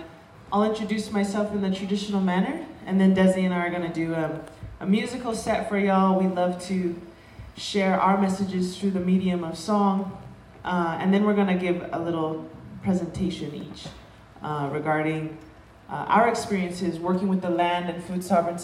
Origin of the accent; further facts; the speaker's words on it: Southwest, United States; I'm from the Nanisht Ejitkachitni clan of the Dene Nation. We are also incorrectly known as Navajo. We are indigenous to what they now call New Mexico, Colorado, Utah, and Arizona, but we call it Denebakea, the people's land.